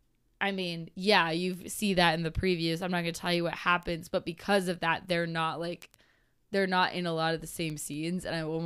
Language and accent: English; the South, United States; accent: Southern; Well, please just maybe we cut out my southern accent right there.